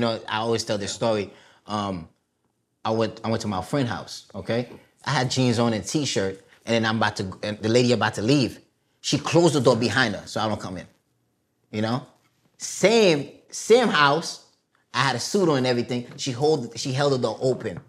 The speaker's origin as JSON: {"language": "English", "town": "New York City", "region": "New York", "country": "United States", "tie": "born or raised there", "also_born_or_lived": "Haiti", "first_language": "Haitian Creole", "second_language": "English", "said": "I'm from Brooklyn, Flatbush Church Avenue"}